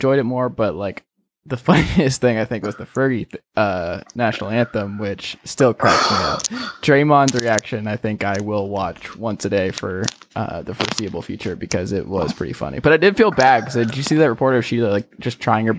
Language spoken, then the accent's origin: English; Atlanta, Georgia, United States; I am from Atlanta